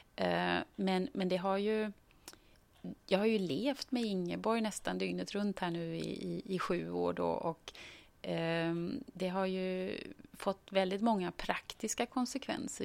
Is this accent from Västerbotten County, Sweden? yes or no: no; Gothenburg, Västra Götaland, Sweden; moved away as an adult; är född och uppvuxen i Göteborg